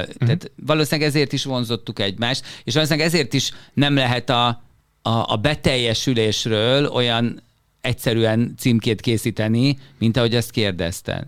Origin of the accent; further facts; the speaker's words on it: Hungary; moved away as an adult; Magyarországban, Magyarországból jöttem